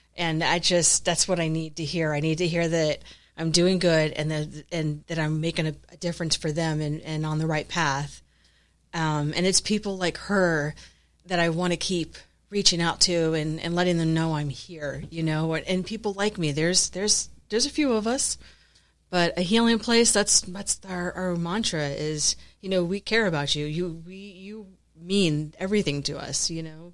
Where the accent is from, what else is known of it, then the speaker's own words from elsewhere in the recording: Florida, United States; moved away as an adult; now in San Antonio, United States; I'm originally from Florida